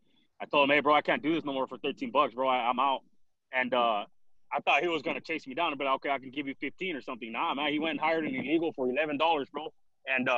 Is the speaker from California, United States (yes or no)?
yes; Watsonville, California, United States; I'm from Watsonville, California. It's like the middle, northern middle California